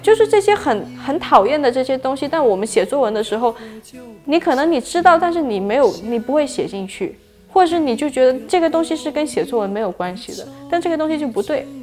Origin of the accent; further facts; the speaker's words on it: Shantou, Guangdong, China; moved away; 我来自的广东山头